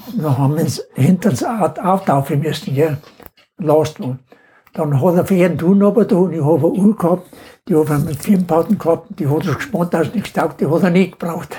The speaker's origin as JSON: {"language": "German", "town": "Inning am Holz", "region": "Bavaria", "country": "Germany", "tie": "born or raised there", "said": "geboren bin am 20.02.29 in Heldering, Gemeinde Inning am Holz"}